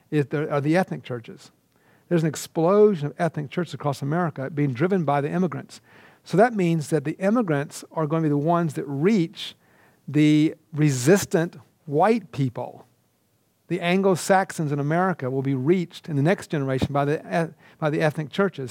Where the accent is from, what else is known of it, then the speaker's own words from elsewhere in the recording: Atlanta, Georgia, United States; I'm from Georgia